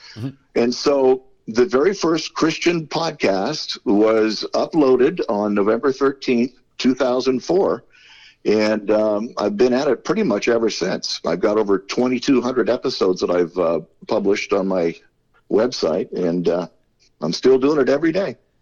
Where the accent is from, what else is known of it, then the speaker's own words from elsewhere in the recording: Southern California, United States; I'm a native California. I was born here a, a, long, long time ago in a, galaxy far, far away. But uh, yeah, I grew up here in, in Southern California.